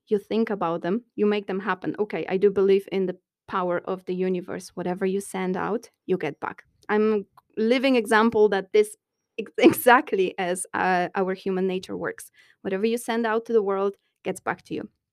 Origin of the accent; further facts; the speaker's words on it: Poland; moved away as an adult; now in Dublin, Ireland; I come from Poland